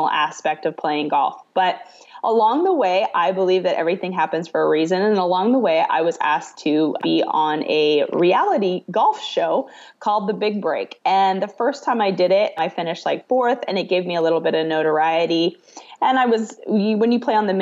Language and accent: English; Canada; moved away as an adult; now in Arkansas, United States; I'm originally from Canada. I grew up in Canada. I now actually call Arkansas home.